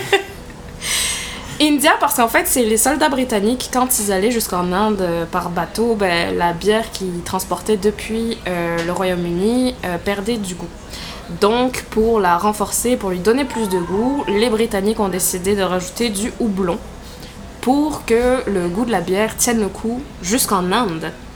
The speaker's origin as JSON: {"language": "French", "region": "southern France", "country": "France", "also_born_or_lived": "Quebec City, Canada", "moved": "as an adult", "lives_now": "Canada", "said": "je viens de France, voilà, parce que mon accent est tout à fait discret."}